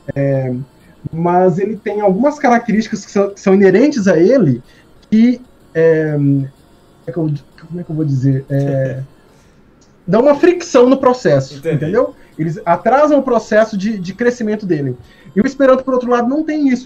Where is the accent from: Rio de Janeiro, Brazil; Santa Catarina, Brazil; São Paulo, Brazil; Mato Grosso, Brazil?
Mato Grosso, Brazil; interior of; first language Portuguese; Eu sou do interior do Mato Grosso